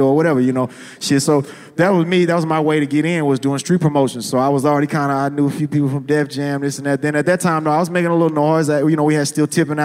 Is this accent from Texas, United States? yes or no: yes; Houston, Texas, United States; I'm from Houston